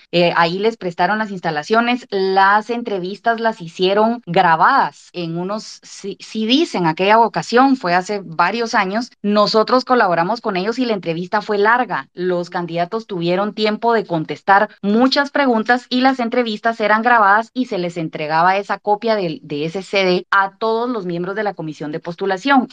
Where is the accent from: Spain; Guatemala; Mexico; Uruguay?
Guatemala; quisiéramos perfeccionar y aportar como guatemaltecos